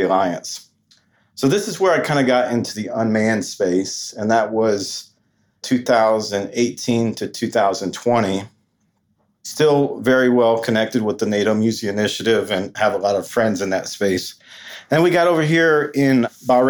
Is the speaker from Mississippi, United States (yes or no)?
no; Hilton Head Island, South Carolina, United States; moved away; I grew up on Hilton Head Island